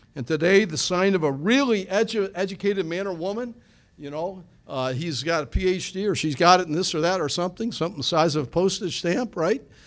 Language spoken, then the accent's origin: English; Niagara Falls, New York, United States; growing up in Niagara County there, Niagara Falls